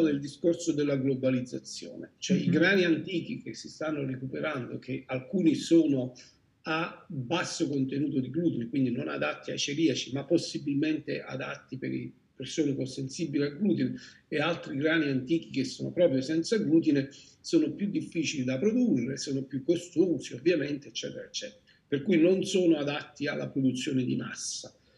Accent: Salerno, Campania, Italy; sono di Salerno

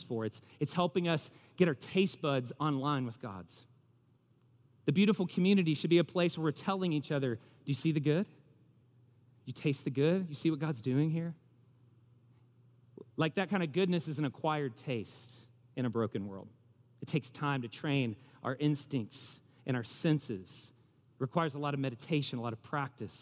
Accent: the South, United States; I'm putting myself out there as a Southerner.

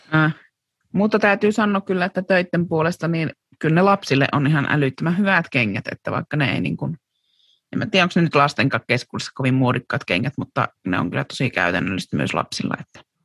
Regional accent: Kuopio, North Savo, Finland; me oltiin Euromarketissa silloin Kuopiossa

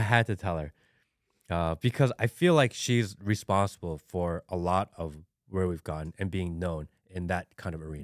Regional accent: Hawaii, United States; now in Georgia, United States; not like I live in Hawaii, but like I'm from Hawaii. My family's from Hawaii.

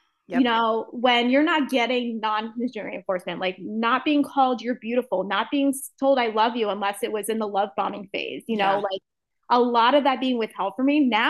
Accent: Norwich, Connecticut, United States; I grew up in Norwich, which is like right next door.

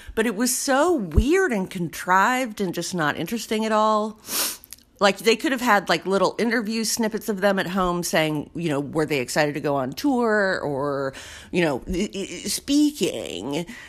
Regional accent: the South, United States; I grew up in the South

